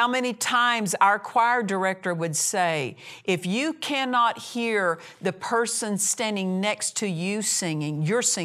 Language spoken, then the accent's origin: English; Oklahoma, United States; moved away as an adult; I moved away from Oklahoma. I was raised in Oklahoma. I moved away from home when I was 17.